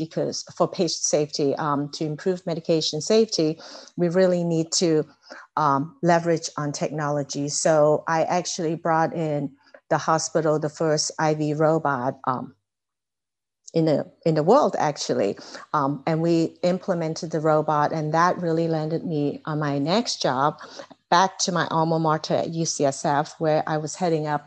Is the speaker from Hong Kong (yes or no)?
yes; Hong Kong; moved away as an adult; also born or lived in California / Philadelphia; now in United States; I was actually born and raised in Hong Kong. So I came to the U.S. To attend college